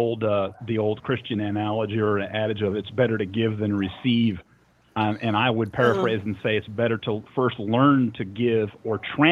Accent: Escondido, California, United States; now in Nashville, United States; I grew up in Escondido.

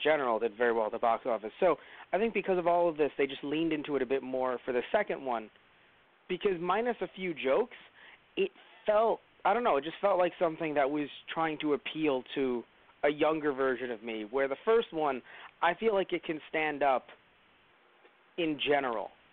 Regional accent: New York City, New York, United States; as a New Yorker

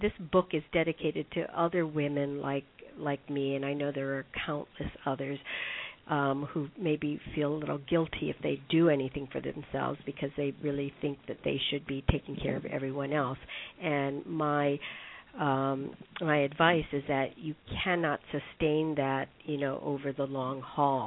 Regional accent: Hawaii, United States; now in New York City, United States; my having been born and raised in Hawaii

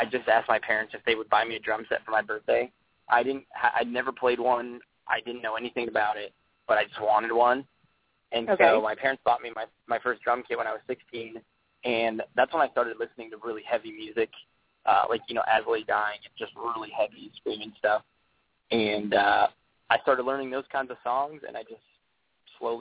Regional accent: Wyoming, United States; growing up in Wyoming, you know, I grew up around ranchers and, you know, farmers

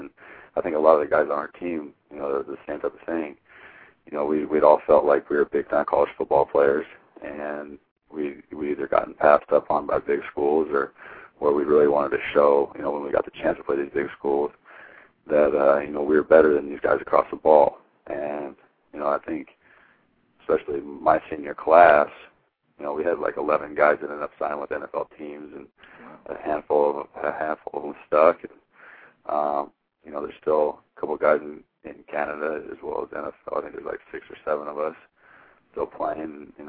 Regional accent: Hermiston, Oregon, United States; It was huge, because growing up from where I'm from, was not a lot of people come out of Hermiston with Division I scholarships

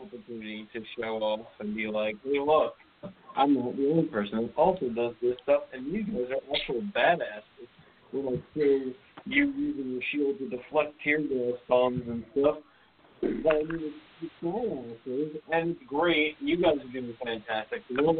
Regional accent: New York, United States; I'm from New York

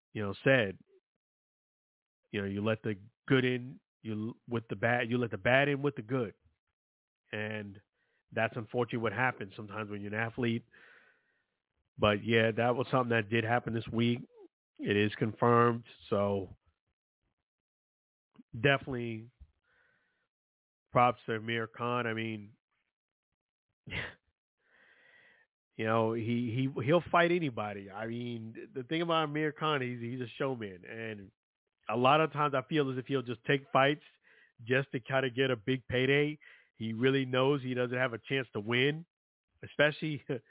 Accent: New York City, New York, United States; I'm from Brooklyn, New York, rough area.

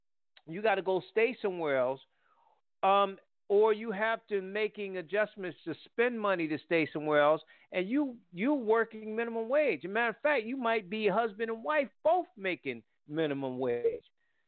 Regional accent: New Haven, Connecticut, United States; New Haven where I'm from

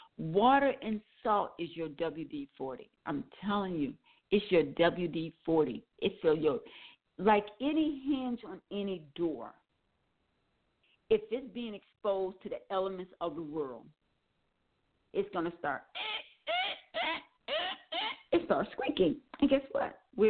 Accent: Milwaukee, Wisconsin, United States; As I said, I'm from Wisconsin, Milwaukee, Wisconsin, and years ago, not now, years ago, I used to be able to tell you when it was going to rain and when the temperature was going to drop.

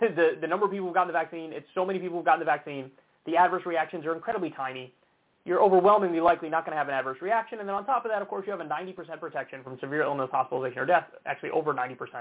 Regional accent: New York, United States; my home state of New York

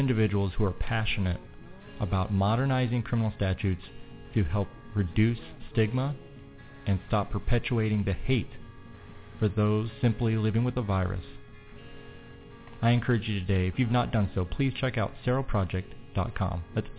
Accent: Missouri, United States; subject to the criminal statutes in my home state of Missouri

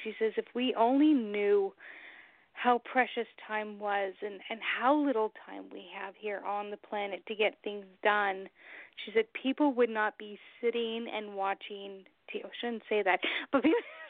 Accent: Long Beach, California, United States; moved away as an adult; now in New Hampshire, United States; I'm originally from Long Beach, California, the whole other side of the country

